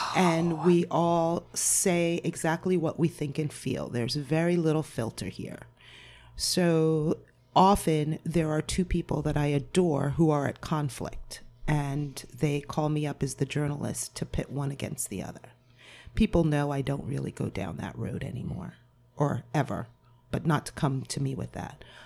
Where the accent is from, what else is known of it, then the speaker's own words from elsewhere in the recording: Point Pleasant Beach, New Jersey, United States; moved away as an adult; also born or lived in Cape Cod, Massachusetts; I'm from Point Pleasant Beach